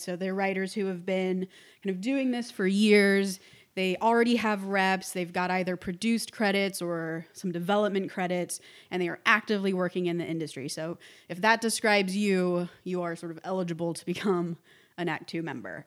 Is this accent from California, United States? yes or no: yes; Orange County, California, United States; I was born in Orange County, which is about an hour south of Los Angeles